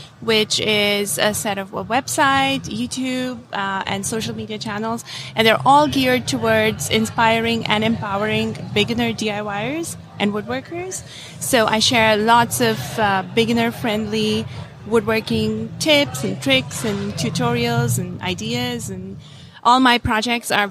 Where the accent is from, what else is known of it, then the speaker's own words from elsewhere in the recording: India; moved away as an adult; I'm from India. I was born and I grew up in India. I came here when I was 22 for grad school.